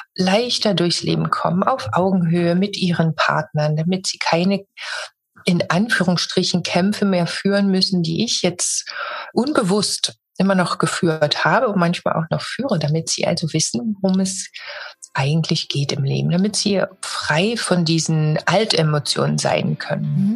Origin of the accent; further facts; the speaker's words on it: Germany; Ich bin in Deutschland geboren